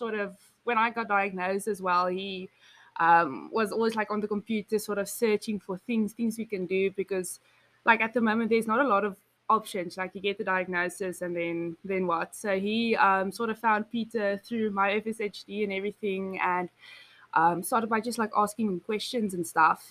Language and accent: English; Betty's Bay, Western Cape, South Africa; I'm from South Africa.